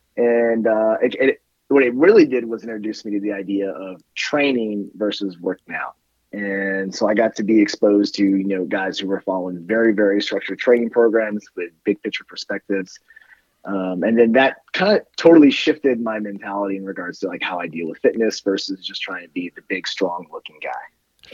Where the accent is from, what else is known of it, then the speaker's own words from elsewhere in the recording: Northern California, United States; also born or lived in Colorado; now in Austin, United States; I grew up in Northern California, so it was always in the mountains